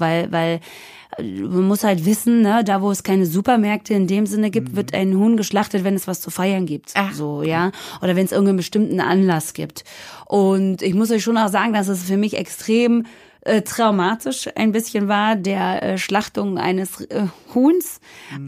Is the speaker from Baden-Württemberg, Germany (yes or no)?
yes; near Stuttgart, Baden-Württemberg, Germany; moved away as an adult; now in Berlin, Germany; in der Nähe von Stuttgart, wo ich groß geworden bin